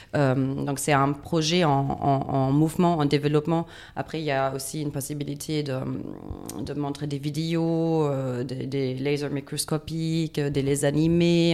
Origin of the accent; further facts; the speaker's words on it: Düsseldorf, North Rhine-Westphalia, Germany; French is a second language; moved away; je viens de Düsseldorf